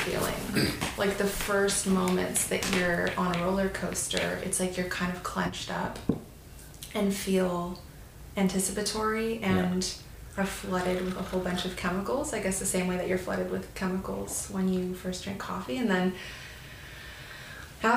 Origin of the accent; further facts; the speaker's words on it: Mercer Island, Washington, United States; moved away as an adult; also born or lived in North Vancouver, Canada; now in Los Angeles, United States; I was born in North Vancouver and lived there till I was 5. And then my family moved to the Seattle area, like a suburb on the east side of Seattle, about 10 minutes from downtown, but sort of a suburban world of its own. It's called Mercer Island